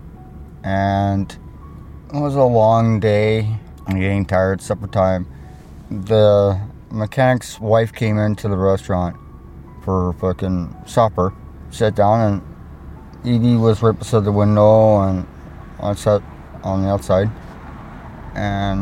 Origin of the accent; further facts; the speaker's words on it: Thompson, Manitoba, Canada; moved away; also born or lived in Winnipeg, Manitoba; I'm originally from Thompson, Manitoba. I moved here from Winnipeg just to get away from the crime and everything.